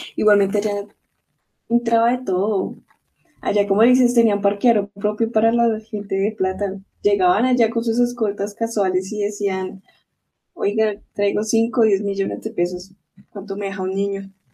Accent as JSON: {"language": "Spanish", "country": "Colombia", "said": "uno como colombiano"}